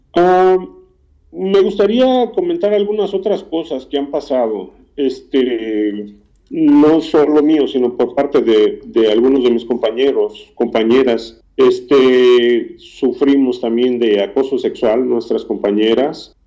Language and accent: Spanish; Morelos, Mexico; moved away as an adult; also born or lived in Mexico City; now in United States; Yo nací en el Distrito Federal, pero este, me crié en el estado de Morelos.